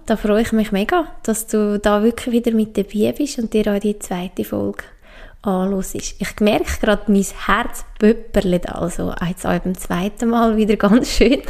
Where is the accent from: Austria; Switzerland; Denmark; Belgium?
Switzerland; Obwalden; ich bin aufgewachsen im Kanton Obwalden, das ist im Herzen von der Schweiz